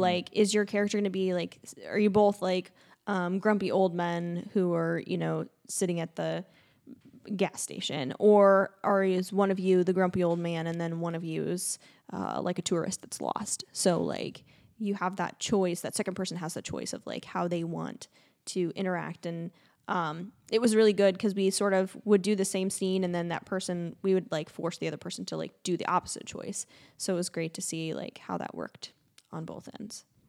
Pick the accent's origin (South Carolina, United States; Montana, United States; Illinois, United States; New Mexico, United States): Illinois, United States; central; being from, uh, central Ill, central Illinois.